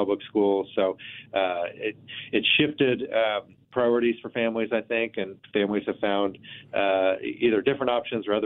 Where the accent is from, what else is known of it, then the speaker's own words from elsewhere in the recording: Abilene, Kansas, United States; moved away as an adult; also born or lived in Manhattan, Kansas; now in Wichita, United States; I grew up in Abilene, which is about an hour and a half from here